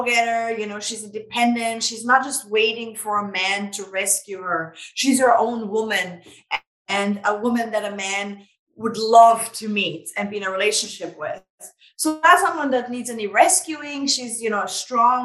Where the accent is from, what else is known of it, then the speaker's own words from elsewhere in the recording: Vienna, Austria; now in United States; I'm originally from Vienna, Austria